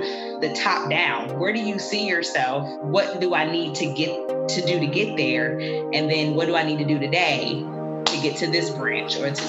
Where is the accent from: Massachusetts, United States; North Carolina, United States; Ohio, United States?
Ohio, United States; I am from Ohio.